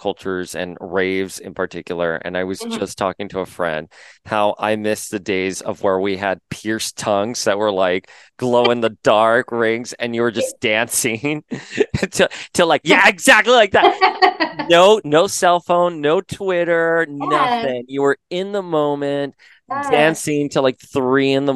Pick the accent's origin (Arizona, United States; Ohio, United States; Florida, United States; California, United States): Florida, United States; South; I was a kid growing up in South Florida